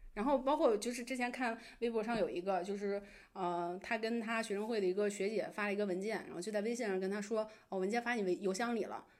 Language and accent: Chinese; Beijing, China; 我在北京长大